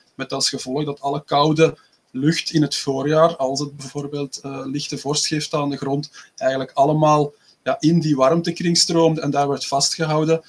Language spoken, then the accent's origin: Dutch; Belgium; uit België